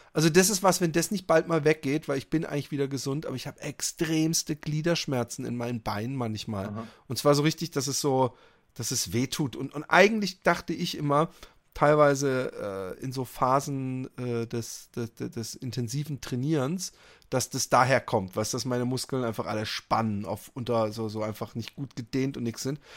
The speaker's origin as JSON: {"language": "German", "country": "Netherlands", "said": "ich komme aus Holland"}